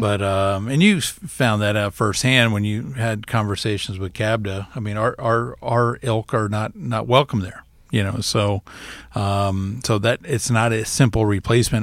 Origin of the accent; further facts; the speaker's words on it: South Florida, United States; now in Iowa, United States; growing up in South Florida